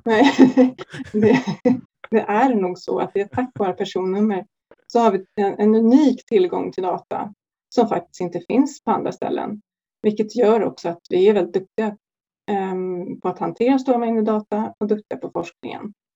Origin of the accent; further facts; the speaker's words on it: Sweden; vi svenskar